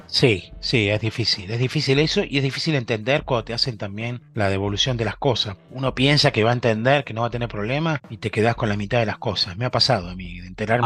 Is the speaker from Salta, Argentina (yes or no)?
no; San Isidro, Buenos Aires Province, Argentina; moved away as an adult; also born or lived in Freiburg, Germany / Frankfurt area, Germany; now in Germany; Vivía en el centro de San Isidro